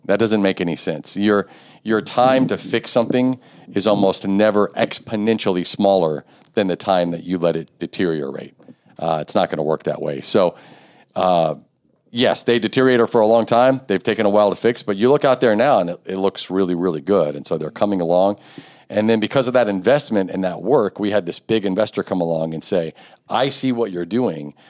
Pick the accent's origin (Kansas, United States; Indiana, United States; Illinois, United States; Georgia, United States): Indiana, United States; Richmond; I grew up on South Sixth Street, like two, two blocks from here